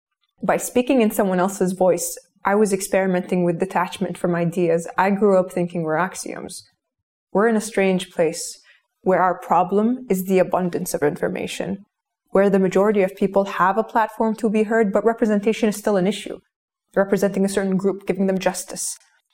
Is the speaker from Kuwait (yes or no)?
yes; Kuwait; I grew up in Kuwait in the early 90s, where I was raised by screens.